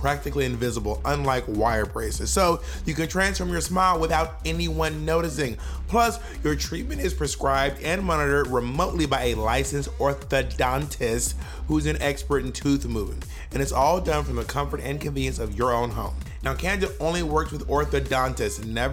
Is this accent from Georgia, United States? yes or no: yes; Atlanta, Georgia, United States; also born or lived in New York City / San Francisco; now in Los Angeles, United States; I'm from Atlanta